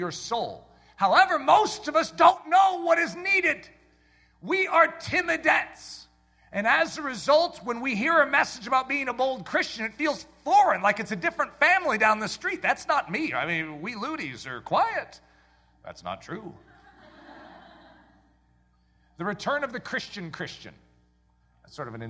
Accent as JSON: {"language": "English", "country": "United States", "said": "I'm an American"}